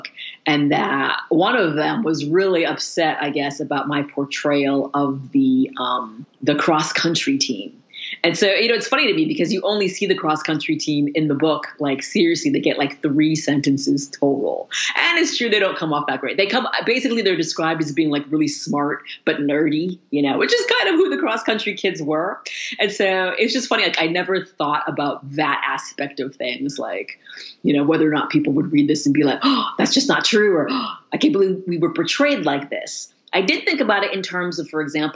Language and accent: English; Danvers, Massachusetts, United States; now in Madison, United States; because I grew up in Danvers, I did not grow up in Salem